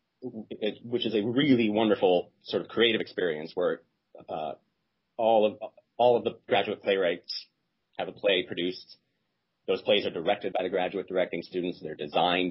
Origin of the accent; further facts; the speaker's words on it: Bergen County, New Jersey, United States; moved away as an adult; also born or lived in Los Angeles, California; now in New York City, United States; I grew up partly in Bergen County, New Jersey, and partly in Los Angeles